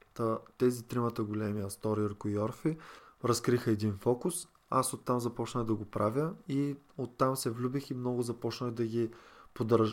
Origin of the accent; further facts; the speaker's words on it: Varna, Varna Province, Bulgaria; От Варна съм